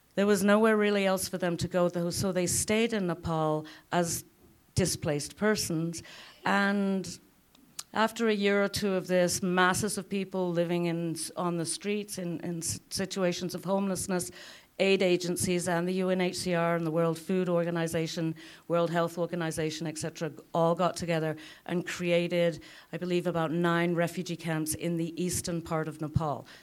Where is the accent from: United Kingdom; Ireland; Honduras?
United Kingdom; now in Lethbridge, Canada; As a Brit